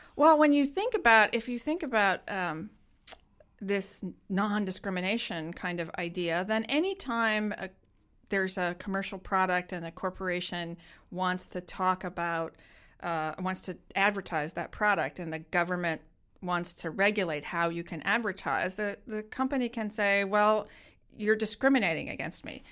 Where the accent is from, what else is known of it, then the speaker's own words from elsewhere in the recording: United States; growing up in America